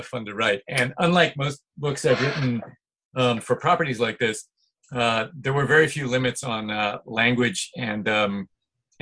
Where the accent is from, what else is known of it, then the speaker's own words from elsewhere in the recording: central New Jersey, United States; moved away as an adult; also born or lived in Boston area, Massachusetts; now in Brooklyn, New York, United States; I am originally from the Boston area, but mm-hmm. I pretty much grew up mostly in central New Jersey.